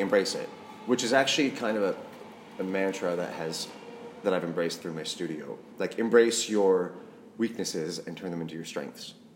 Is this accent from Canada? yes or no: yes; Saskatchewan, Canada; moved away as an adult; now in London, United Kingdom; I'm a Canadian boy from Saskatchewan, the prairies